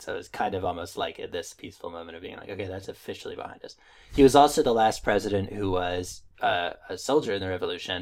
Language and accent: English; upstate New York, United States; born or raised there